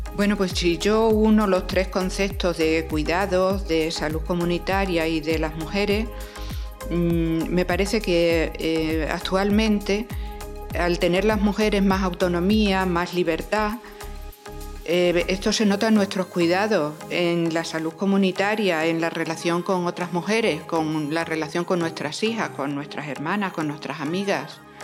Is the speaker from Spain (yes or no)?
yes; Torre de Miguel Sesmero, Extremadura, Spain; now in Badajoz, Spain; nací en Torre de Miguel Sesmero me vine a vivir a Badajoz